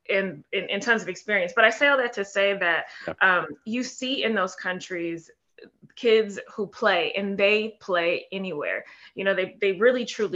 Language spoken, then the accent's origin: English; San Francisco, California, United States; moved away; I'm in from San Francisco, right? So back in when I grew up, it was a small little city and working class people